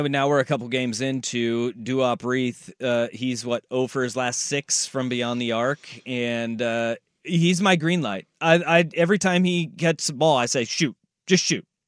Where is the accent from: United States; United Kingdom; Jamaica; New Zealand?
United States; Hillsboro, Oregon; I'm technically from Hillsboro